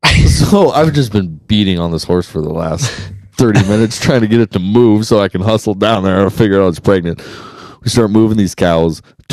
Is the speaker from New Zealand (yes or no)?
no; Kansas, United States; I grew up in Kansas.